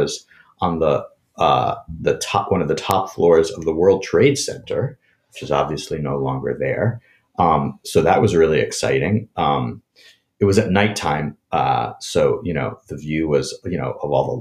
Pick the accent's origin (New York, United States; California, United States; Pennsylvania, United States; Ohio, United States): New York, United States; New York City; I loved growing up in New York City.